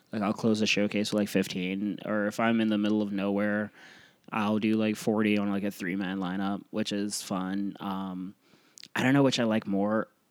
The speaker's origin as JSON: {"language": "English", "region": "Iowa", "country": "United States", "also_born_or_lived": "Florida / New York City / Midwest", "moved": "yes", "said": "I was from Iowa"}